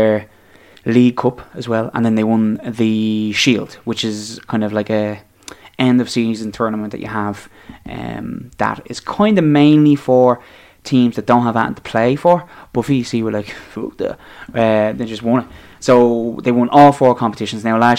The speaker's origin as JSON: {"language": "English", "town": "Dublin", "region": "Leinster", "country": "Ireland", "tie": "born or raised there", "said": "Liberties. That's my hometown, up the Libos."}